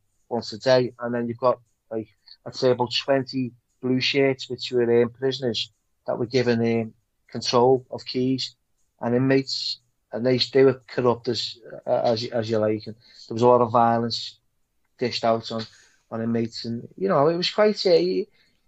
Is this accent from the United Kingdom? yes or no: yes; Liverpool, North West England, United Kingdom; growing up in Liverpool